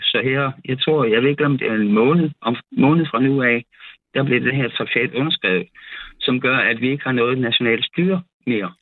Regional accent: Odense, Southern Denmark, Denmark; her i øh, Odense. Okay. Hvor jeg voksede op

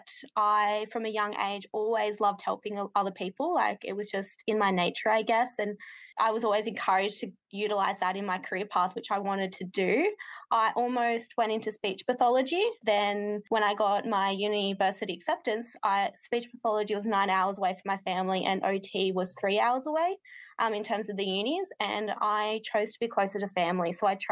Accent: Tamworth, New South Wales, Australia; I'm from Tamworth in regional New South Wales, and I'm an occupational therapist

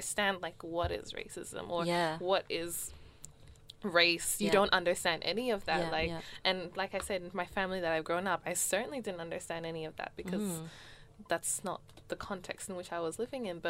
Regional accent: Australia; I'm an Australian

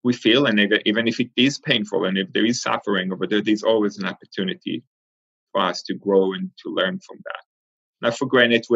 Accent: Israel; moved away as an adult; also born or lived in Argentina / Rehovot, Israel; I was born in Argentina. I was 3 years old when my family moved from Argentina to Israel. So I really consider myself an Israeli. I grew up in Israel from age 3 until my early 20s

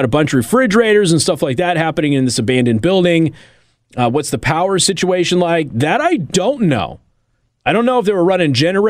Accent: Las Vegas, Nevada, United States; also born or lived in Reedley, California; Las Vegas, my hometown.

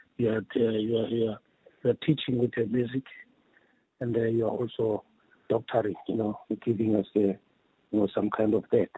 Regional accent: Mamelodi, Gauteng, South Africa; also born or lived in Lady Selborne; I was uh, born in the then Lady Selborne, but I grew up here in Mamelodi

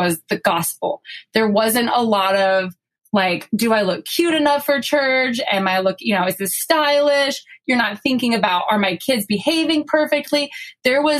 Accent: South Florida, United States; moved away as an adult; we grew up in South Florida, where there are not very many LDS people

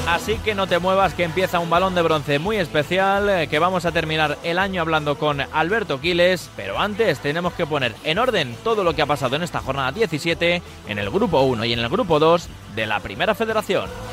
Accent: Leganés, Community of Madrid, Spain; yo soy de, aquí de Madrid, bueno, de Leganés

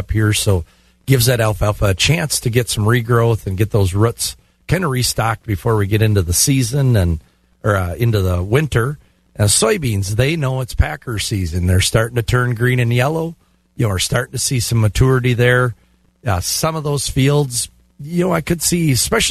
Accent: Glenwood City, Wisconsin, United States; Glenwood City, my hometown

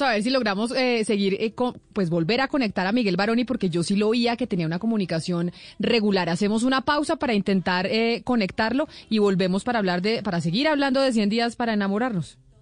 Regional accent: Colombia

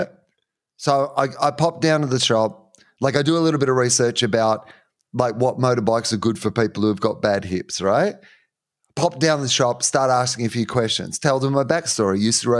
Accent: Australia; Yeah, yeah, I am. I'm Australian.

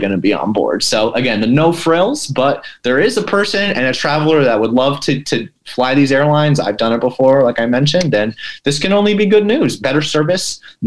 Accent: Pennsylvania, United States; I'm from Pennsylvania

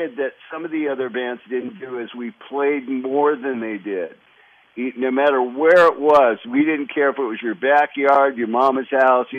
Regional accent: Los Angeles, California, United States; also born or lived in Loma Linda, California; I just kind of grew up in California

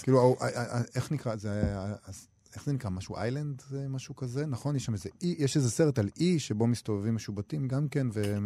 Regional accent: Israel; אנחנו כישראלים

